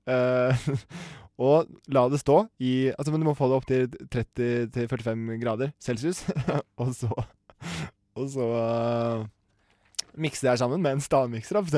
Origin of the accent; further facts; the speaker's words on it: Langhus, Akershus, Norway; det er det vi bruker på Langhus, ja. um, der jeg kommer fra.